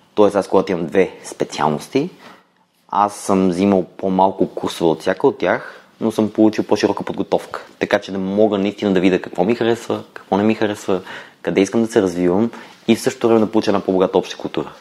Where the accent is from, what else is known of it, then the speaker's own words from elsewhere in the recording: Kyustendil, Kyustendil Province, Bulgaria; moved away as an adult; also born or lived in Blagoevgrad / London / Budapest; Родом съм от Кюстендил